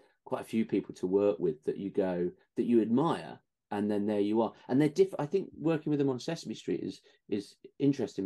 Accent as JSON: {"language": "English", "country": "United Kingdom", "accent": "British", "said": "being British on set and having the accent"}